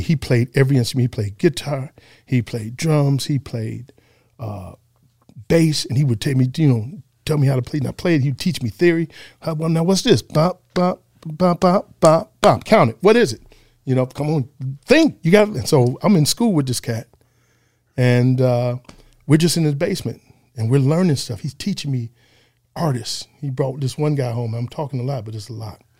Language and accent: English; Detroit, Michigan, United States; also born or lived in San Antonio, Texas; I was born in Texas, but I was built in Detroit.